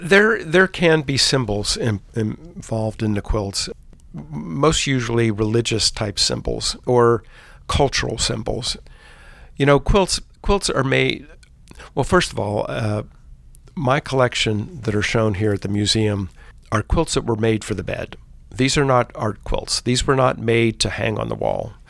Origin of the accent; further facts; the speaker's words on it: Pittsburgh, Pennsylvania, United States; moved away; also born or lived in Philadelphia, Pennsylvania; I grew up in Pittsburgh, Pennsylvania, in the suburbs